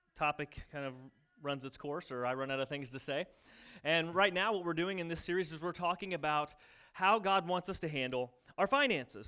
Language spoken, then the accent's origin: English; United States; I'm in America. I'm American.